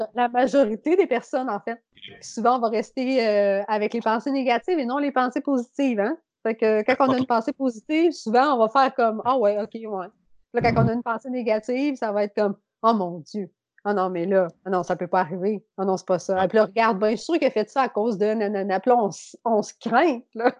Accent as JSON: {"language": "French", "area": "Beauce", "region": "Quebec", "country": "Canada", "also_born_or_lived": "Saint-Georges", "said": "je viens de la Beauce"}